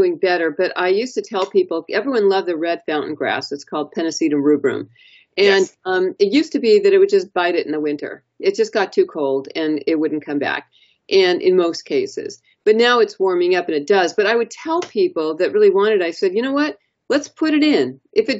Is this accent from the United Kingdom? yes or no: no; Southern California, United States; moved away; I'm from Southern California originally